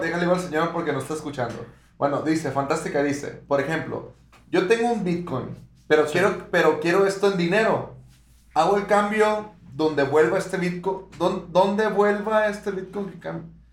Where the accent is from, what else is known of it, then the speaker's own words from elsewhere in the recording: Mexico; Nosotros somos de México